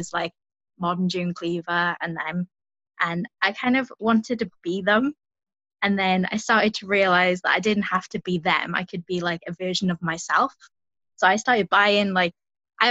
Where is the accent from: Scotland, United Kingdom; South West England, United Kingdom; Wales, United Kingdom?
Wales, United Kingdom; South; I'm from South Wales